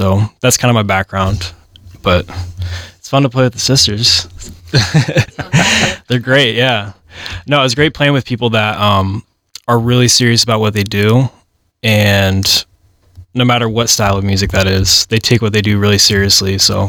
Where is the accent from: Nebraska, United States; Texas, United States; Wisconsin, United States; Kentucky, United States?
Nebraska, United States; Omaha; also born or lived in Boston; I'm from Omaha. I don't really want to move back